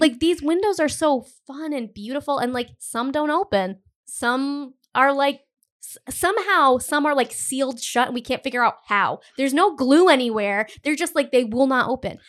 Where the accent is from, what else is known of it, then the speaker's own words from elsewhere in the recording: Cumberland, Rhode Island, United States; now in Providence, United States; I'm from Cumberland